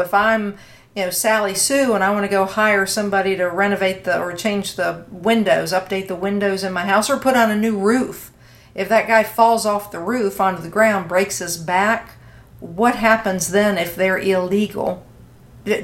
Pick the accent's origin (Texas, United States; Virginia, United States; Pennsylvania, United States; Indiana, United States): Virginia, United States; and in Virginia, your home state, my home state.